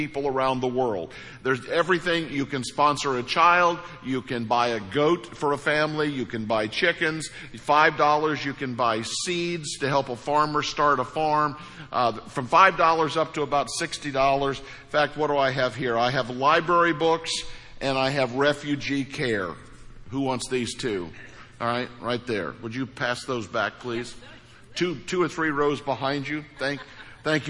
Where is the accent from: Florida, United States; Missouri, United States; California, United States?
Missouri, United States; I'm from Missouri